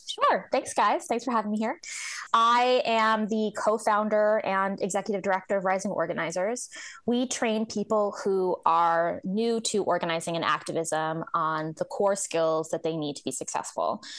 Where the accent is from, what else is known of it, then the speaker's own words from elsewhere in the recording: New Jersey, United States; I grew up in New Jersey